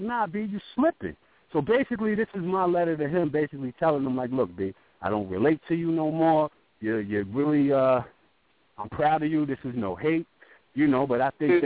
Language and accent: English; Brooklyn, New York, United States; I'm from Brooklyn, so you know, back in the '90s, we was heavy on the on the Tims